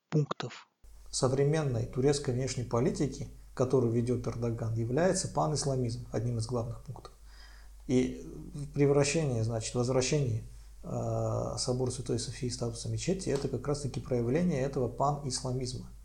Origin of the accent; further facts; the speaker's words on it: Armenia; один из учредителей компании Нубаров и я, армянин.